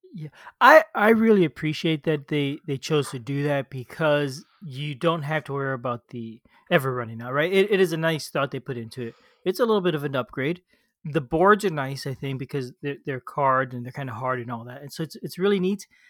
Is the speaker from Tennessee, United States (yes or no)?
no; Florida, United States; I grew up in Florida, you know, near the ocean.